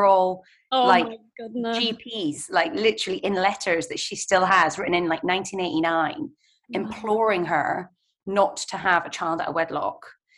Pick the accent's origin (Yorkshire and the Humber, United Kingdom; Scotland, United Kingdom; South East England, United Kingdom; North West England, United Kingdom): Scotland, United Kingdom; moved away as an adult; now in London, United Kingdom; And I was raised by my mum, first of all in London for 5 years, and then moved up to Scotland where my family is. And and now I live in London permanently, and my mum still lives in Scotland.